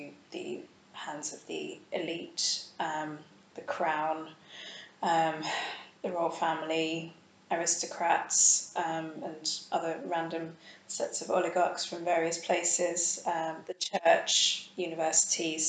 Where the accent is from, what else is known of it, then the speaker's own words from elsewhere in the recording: London, United Kingdom; I grew up in London